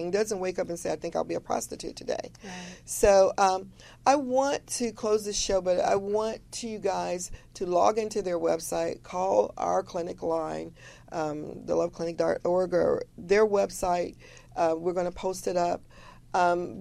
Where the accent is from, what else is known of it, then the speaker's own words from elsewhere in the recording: Chicago, Illinois, United States; I grew up in Chicago